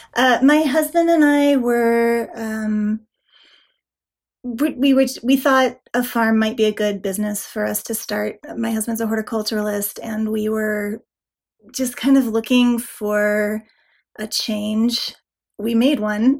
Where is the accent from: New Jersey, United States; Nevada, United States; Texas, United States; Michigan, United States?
Nevada, United States; moved away as an adult; also born or lived in Colorado; now in Loveland, United States; I grew up in Nevada mostly, and then I moved to Colorado for college, and I've more or less been here ever since.